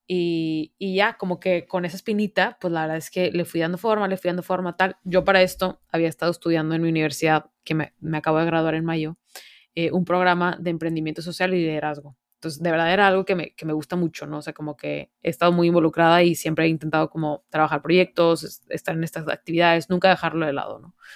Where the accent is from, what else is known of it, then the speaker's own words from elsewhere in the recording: Monterrey, Nuevo León, Mexico; que yo no sé si ya lo notaron en mi voz, pero soy de Monterrey, hecha y derecha.